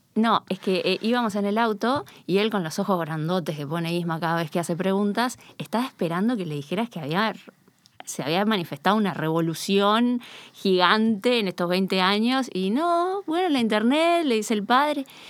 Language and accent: Spanish; Río de la Plata, Uruguay; accent: Rioplatense yeísmo; now in Spain; nuestro yeísmo resiliente del Río de la Plata